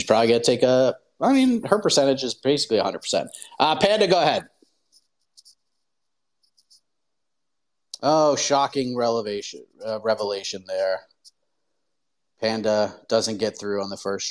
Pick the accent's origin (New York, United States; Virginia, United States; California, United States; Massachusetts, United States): Massachusetts, United States; Boston; moved away as an adult; also born or lived in Berkshires, Massachusetts; now in South Carolina, United States; growing up in the Boston area